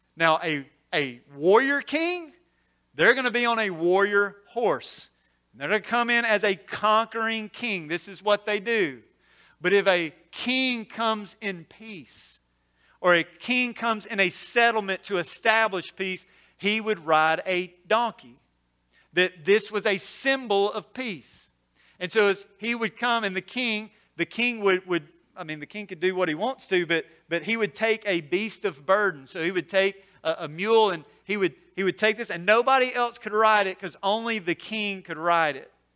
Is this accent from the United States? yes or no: yes; Corinth, Mississippi, United States; now in Olive Branch, United States; I grew up in Corinth, uh, just a little ways from here.